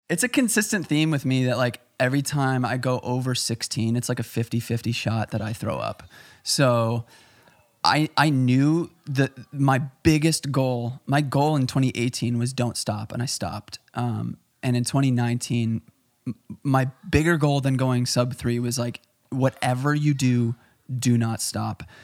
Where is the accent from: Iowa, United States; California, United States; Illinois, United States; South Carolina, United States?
Illinois, United States; Chicago; I'm from Chicago